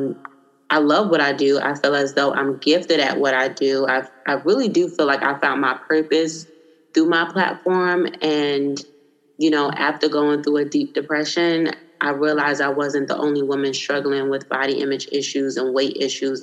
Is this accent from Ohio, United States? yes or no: no; New York City, New York, United States; also born or lived in Washington, D.C. / Seattle / California; now in Virginia Beach, United States; I was born and raised in Brooklyn, New York